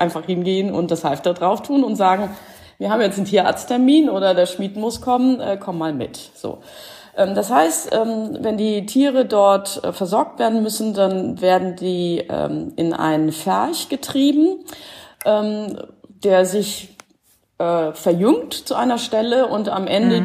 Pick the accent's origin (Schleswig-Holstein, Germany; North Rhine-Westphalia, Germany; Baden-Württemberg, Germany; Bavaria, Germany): Schleswig-Holstein, Germany; also born or lived in Stuttgart / Cologne; now in Carinthia, Austria; ursprünglich komme ich äh, aus Schleswig-Holstein in der Nähe von Hamburg